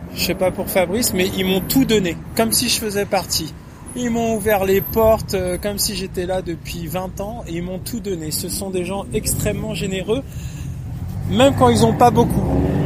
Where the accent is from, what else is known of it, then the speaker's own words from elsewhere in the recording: France; now in Russia; Je suis français, je parle français